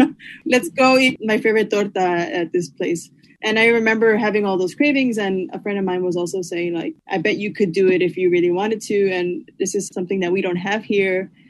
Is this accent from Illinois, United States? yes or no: yes; Chicago, Illinois, United States; moved away as an adult; now in Copenhagen, Denmark; I grew up in Chicago on the west side in La Villita